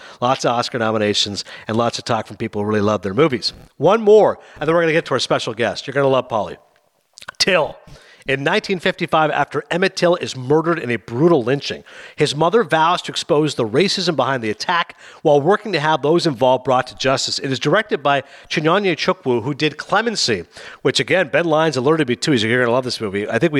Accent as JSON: {"language": "English", "country": "Canada", "said": "maybe I don't know anything just because I'm Canadian"}